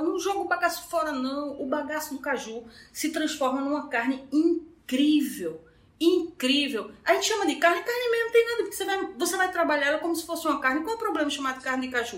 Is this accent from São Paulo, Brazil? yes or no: no; Petrolina, Pernambuco, Brazil; Eu sou de Petrolina